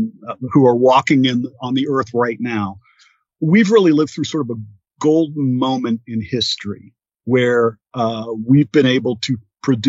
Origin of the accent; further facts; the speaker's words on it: United States; being an American citizen